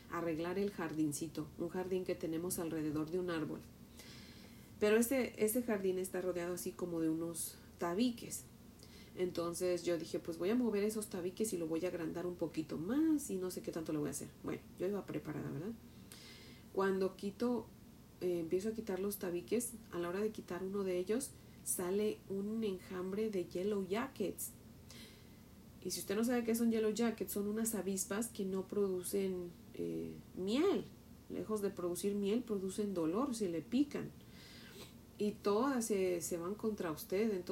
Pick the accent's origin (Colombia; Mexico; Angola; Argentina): Mexico; por ejemplo, yo que soy de México, cuando te regreses a México, pues te lleves mis huesos